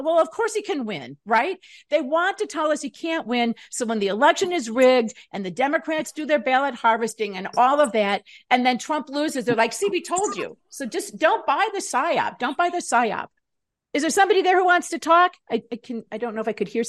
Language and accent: English; Woodstock, Illinois, United States; also born or lived in Des Moines, Iowa / Chicago; I grew up in Woodstock, which is outside of Chicago